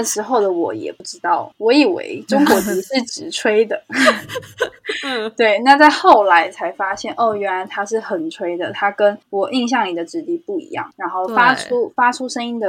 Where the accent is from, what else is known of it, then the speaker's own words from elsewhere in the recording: Hsinchu, Hsinchu City, Taiwan; 我是新竹人。